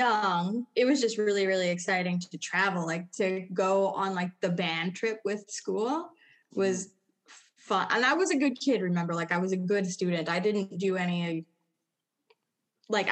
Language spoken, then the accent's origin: English; Winnipeg, Manitoba, Canada; also born or lived in Tijuana, Mexico; Then moved here when I was very small, when I was about 4 years old. I grew up in East Kildonan